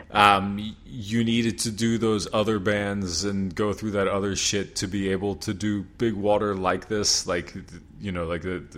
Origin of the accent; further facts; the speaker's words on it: Pennsylvania, United States; I grew up in Pennsylvania, but also like right above the Maryland line.